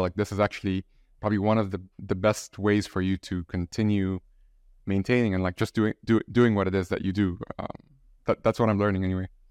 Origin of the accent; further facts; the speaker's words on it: Egypt; I'm from Egypt